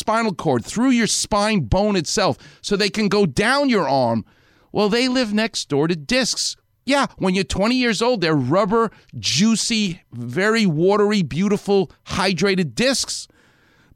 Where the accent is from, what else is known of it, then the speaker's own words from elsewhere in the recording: New York, United States; now in Los Angeles, United States; I'm a New Yorker